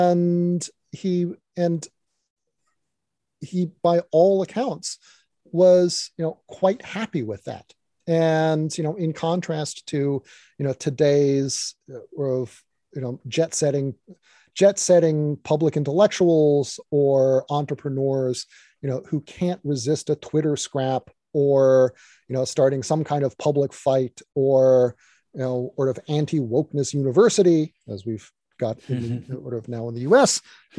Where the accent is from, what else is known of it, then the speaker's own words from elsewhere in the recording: Virginia, United States; you know, when I was young, I grew up in Virginia, you know